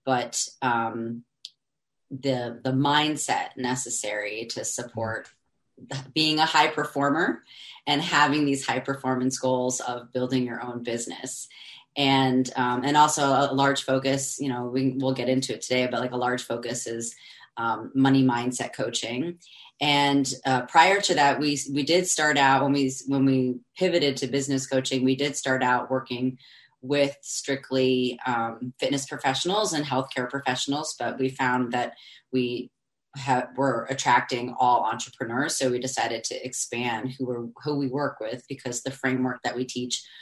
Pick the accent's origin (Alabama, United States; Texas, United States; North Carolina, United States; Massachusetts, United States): Massachusetts, United States; Boston; moved away as an adult; also born or lived in Washington, D.C.; I'm originally from Boston, which that's something that you and I bonded on immediately, which is awesome. We're both from Boston, Massachusetts